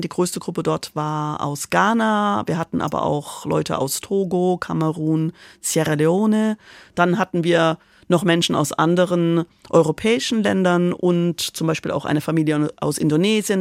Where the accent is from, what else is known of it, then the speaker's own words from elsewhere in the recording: Karlsruhe, Baden-Württemberg, Germany; moved away as an adult; also born or lived in Prali, Italy / Milan, Italy; ich bin in Karlsruhe groß geworden